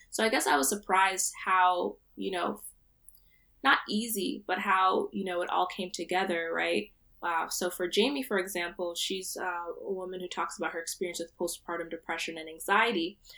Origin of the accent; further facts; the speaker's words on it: central New Jersey, United States; moved away as an adult; now in Providence, United States; I'm from central New Jersey. Uh, my parents are Nigerian, uh, but I was born here, so I identify as a Nigerian American woman